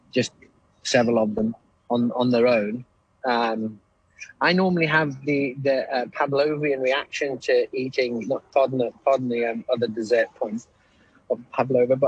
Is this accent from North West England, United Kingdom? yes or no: yes; Liverpool, North West England, United Kingdom; I'm from Liverpool and we didn't have biscuits.